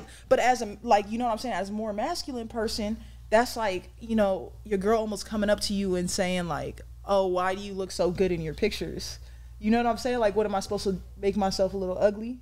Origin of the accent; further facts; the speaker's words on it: San Diego, California, United States; I'm from San Diego, California